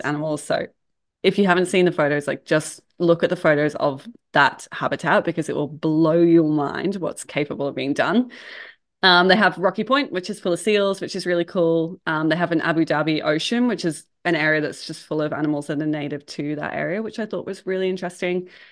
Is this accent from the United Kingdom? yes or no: yes; England, United Kingdom; moved away as an adult; so I'm from England originally, I've been here for about twelve years now.